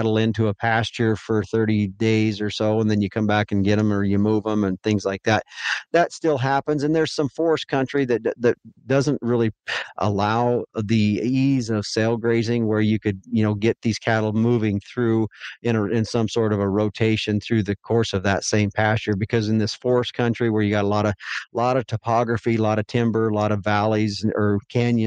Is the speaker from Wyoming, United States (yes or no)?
yes; near Devils Tower, Wyoming, United States; moved away as an adult; also born or lived in Billings, Montana; I was raised on a ranch just that sits south of Devil's Tower, Wyoming, about 9 miles.